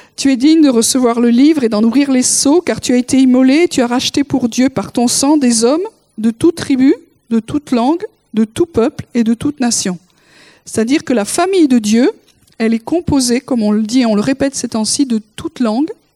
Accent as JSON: {"language": "French", "area": "the South", "region": "southern France", "country": "France", "tie": "born or raised there", "said": "je suis du Sud. J'ai été élevée comme ça"}